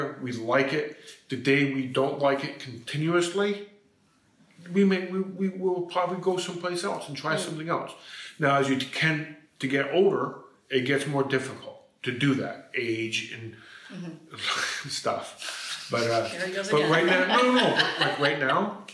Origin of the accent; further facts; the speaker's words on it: New York, United States; moved away as an adult; also born or lived in Florida / California / Arizona; now in Skopje, North Macedonia; Born and raised in America, in New York.